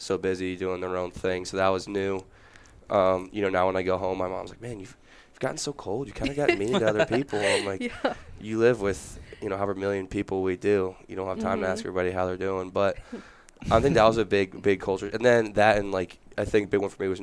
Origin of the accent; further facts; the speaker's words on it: Reading, Pennsylvania, United States; moved away as an adult; now in New York, United States; I'm from Reading, Pennsylvania.